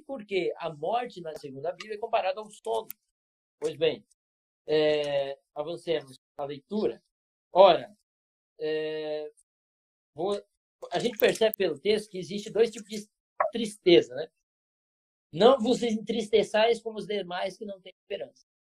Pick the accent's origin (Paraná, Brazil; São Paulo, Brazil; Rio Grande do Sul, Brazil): São Paulo, Brazil; Bauru; moved away; Lá em Bauru, interior do estado de São Paulo, de onde eu, eu me criei a maior parte do tempo